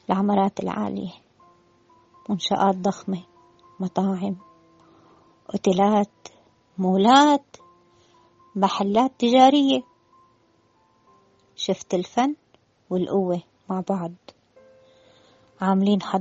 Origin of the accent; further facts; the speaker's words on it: Damascus, Damascus Governorate, Syria; now in Alexandria, Egypt; تعرفوني أنا من الشام من الشام يعني دمشق ودمشق ما فيها بحر وأنا بحب البحر كتير